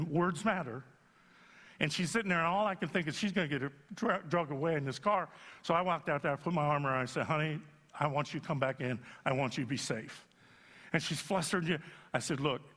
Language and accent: English; Youngstown, Ohio, United States; moved away; I had to go back to Youngstown, Ohio, my hometown